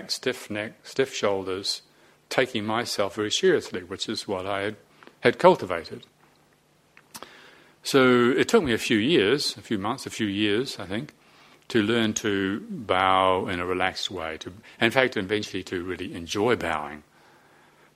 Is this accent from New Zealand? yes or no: yes; Te Awamutu, Waikato, New Zealand; also born or lived in Moranesville, New Zealand; I grew up in Te Awamutu and in Moranesville in New Zealand